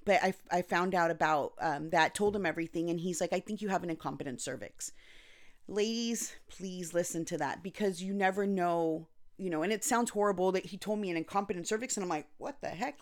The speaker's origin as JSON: {"language": "English", "town": "Anaheim", "region": "California", "country": "United States", "tie": "born or raised there", "also_born_or_lived": "Costa Rica / North Carolina", "said": "I was born and raised in Anaheim, California, but I also lived in Costa Rica and North Carolina"}